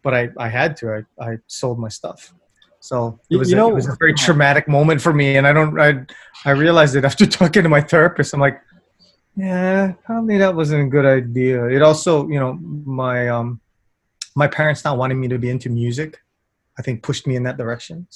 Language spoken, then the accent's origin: English; Kona, Hawaii, United States; also born or lived in Oahu; When I was growing up in Kona, the movie came to the one theater we had in Kona